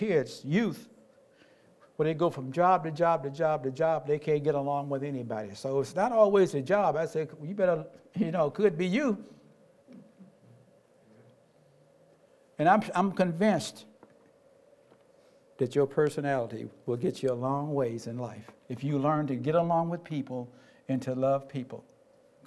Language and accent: English; Tennessee, United States; I grew up in Tennessee, everybody was my parent